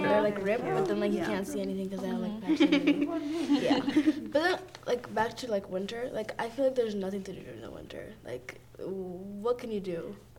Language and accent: English; Ethiopia; now in South Dakota, United States; growing up in like a very much like tropical weather like place, like I'm from Ethiopia